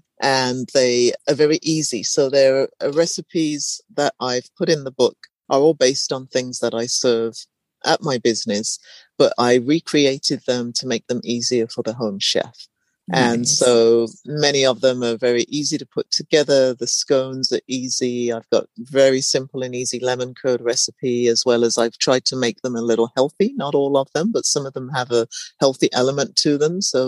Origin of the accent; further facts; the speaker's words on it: England, United Kingdom; And I've lived in different places, born and raised in England.